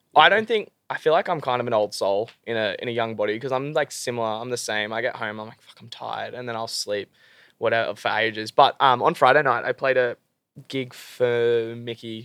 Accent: Gold Coast, Queensland, Australia; I'm from the Gold Coast

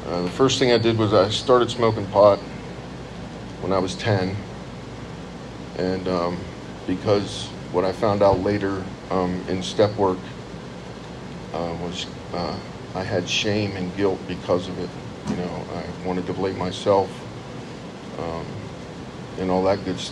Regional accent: Lewistown, Pennsylvania, United States; also born or lived in Meriden, Connecticut; In 1972, we moved from Meriden, Connecticut, down to Lewistown, Pennsylvania, which is about 30 miles south of State College

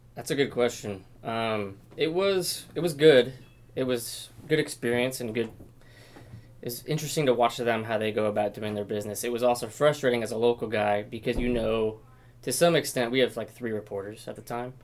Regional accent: Portland, Oregon, United States; also born or lived in Roseburg; I grew up in Portland, so I wanted to come back to this area.

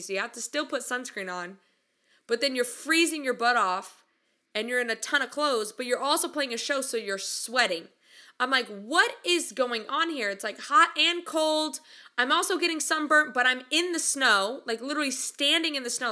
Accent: California, United States; moved away as an adult; also born or lived in Oklahoma / Midwest South; I'm from California

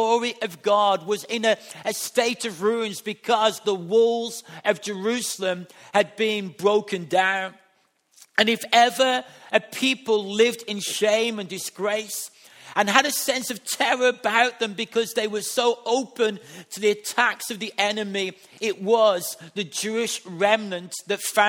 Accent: England, United Kingdom; as a white man, as an English man today

